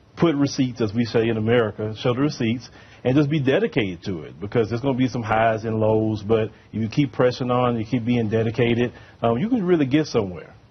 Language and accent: English; United States; accent: American; my American accent